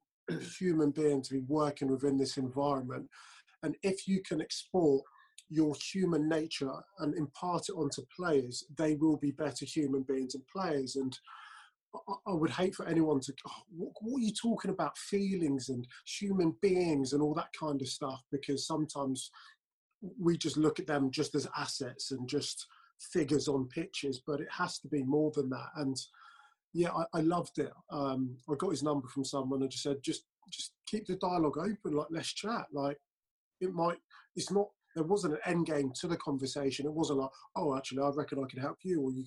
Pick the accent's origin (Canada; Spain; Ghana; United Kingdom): United Kingdom; London; I was born in North London